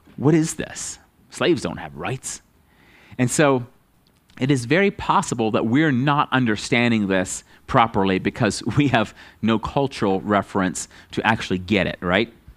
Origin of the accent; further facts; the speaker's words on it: United States; as an American